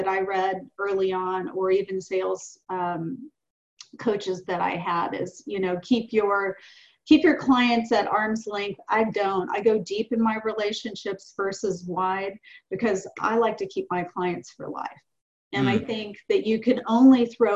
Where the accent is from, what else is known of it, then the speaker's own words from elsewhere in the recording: the South, United States; I'm 58 years old and I'm from the South